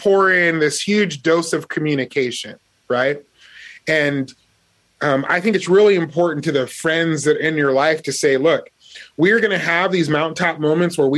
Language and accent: English; Las Vegas, Nevada, United States; I grew up in Las Vegas where there were a lot of gangs